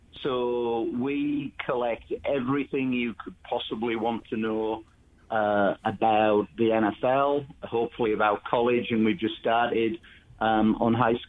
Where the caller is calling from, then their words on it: Cincinnati, Ohio, United States; The PFF headquarters in Cincinnati.